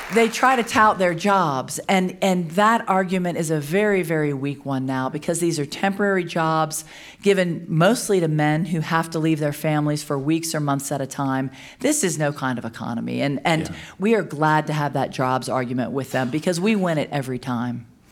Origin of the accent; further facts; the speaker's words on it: Louisiana, United States; I'm from Louisiana. We have a lot of destruction happening in my own home